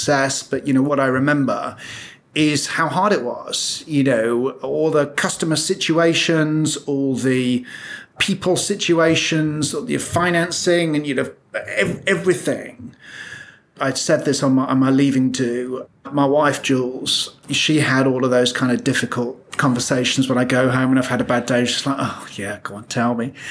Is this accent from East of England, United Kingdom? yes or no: no; Birmingham, West Midlands, United Kingdom; I'm a lad from Birmingham